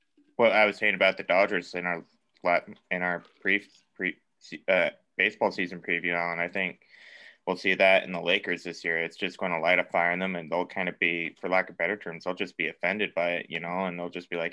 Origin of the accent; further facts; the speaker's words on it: Colorado, United States; I'm from Colorado, so, like, I grew up in high altitude